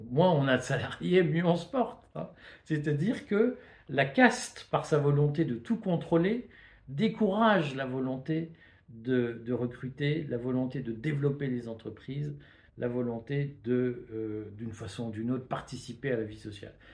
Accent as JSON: {"language": "French", "country": "Belgium", "said": "Regardez Rotterdam, moi, vous le savez, je viens de Belgique."}